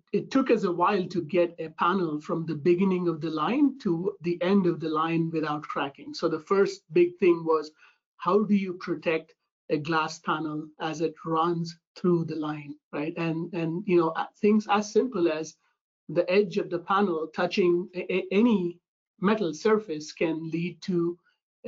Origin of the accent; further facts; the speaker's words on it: India; moved away as an adult; now in United States; I'm originally from India